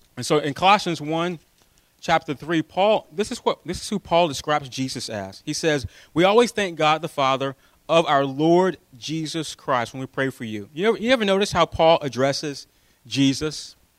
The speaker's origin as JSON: {"language": "English", "country": "United States", "said": "we're American"}